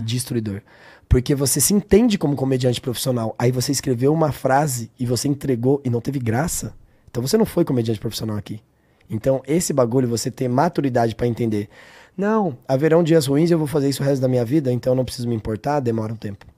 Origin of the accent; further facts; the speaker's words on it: São Paulo, Brazil; Eu sou de São Paulo